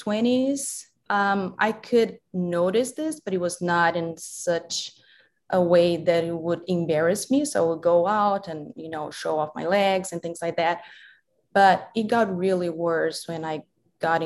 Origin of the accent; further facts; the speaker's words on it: Brazil; moved away as an adult; now in United States; I have two last names because I'm from Brazil